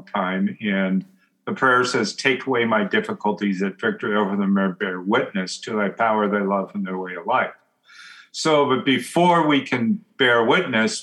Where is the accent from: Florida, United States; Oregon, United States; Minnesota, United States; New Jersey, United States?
Oregon, United States; I grew up in Oregon